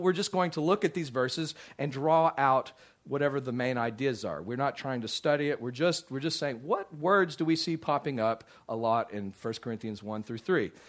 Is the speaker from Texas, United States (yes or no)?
yes; Midland, Texas, United States; also born or lived in Dallas, Texas; I grew up out in Midland, Texas, and we often, when we lived out in the country